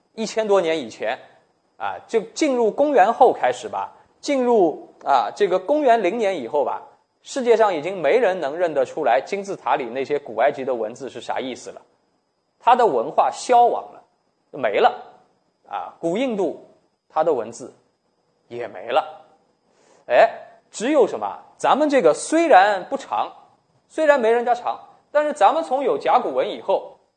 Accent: China; 我们是中国人

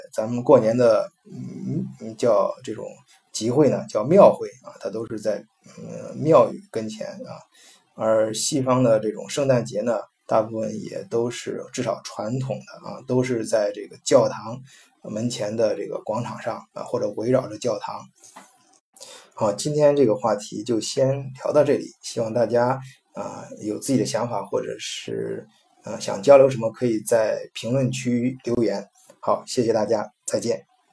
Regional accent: China; moved away; 我们中国人

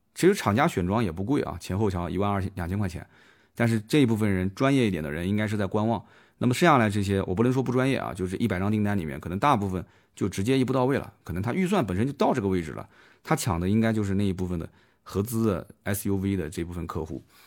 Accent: Jiangsu, China; 我们江苏这边

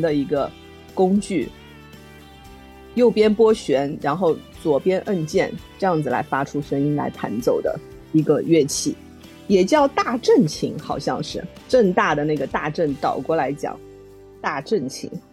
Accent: Lishui, Zhejiang, China; 我的家乡，就是在浙江丽水这边儿

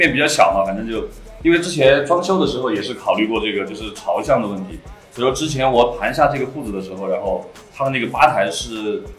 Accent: Liangshan, Sichuan, China; 其实我是四川本土土生土长的四川人，然后我来自四川大凉山。凉山彝族自治州，我是彝族，

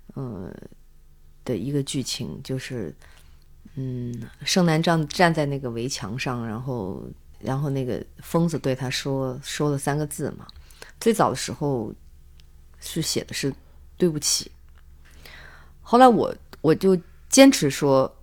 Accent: Zhangzhou, Fujian, China; 对我的家乡充满了情感

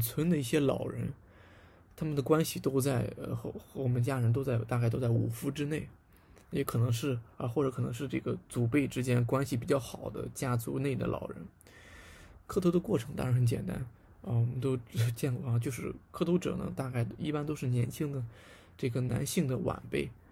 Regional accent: southwestern Shandong, China; 我的老家呢，在，呃，鲁西南的一个小县城里面

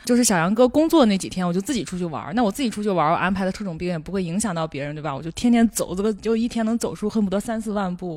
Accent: Shandong, China; 我们山东人

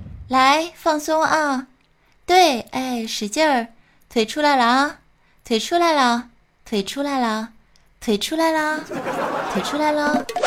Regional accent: Harbin, Heilongjiang, China; also born or lived in Shenyang, Liaoning; 因为我是个混血儿啊。 {S2} 哪嘎达的？嗯， {S1} 哈沈混血，哈尔滨，沈阳。

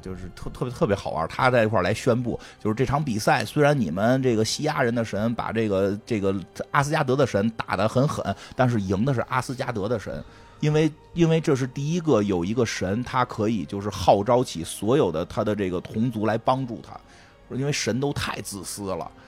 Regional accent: Beijing, China; accent: Beijing dialect; 我们都说北京话

